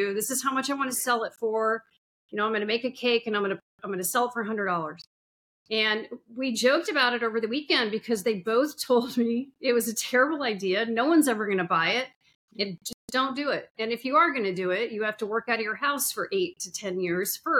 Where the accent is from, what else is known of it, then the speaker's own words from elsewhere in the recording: Sun Valley, Idaho, United States; moved away as an adult; now in Indiana, United States; I grew up in Sun Valley, Idaho. I lived there for about 30 some years on and off